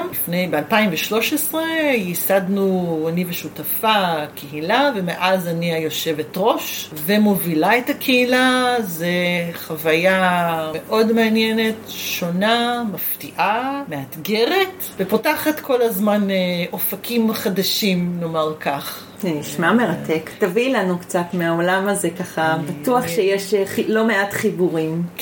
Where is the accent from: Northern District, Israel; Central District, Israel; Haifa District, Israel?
Central District, Israel; Givat Brenner; also born or lived in Netzer Sereni; שנולדתי בקיבוץ. אוקיי. Okay. נולדתי איזה? בקיבוץ גבעת ברנר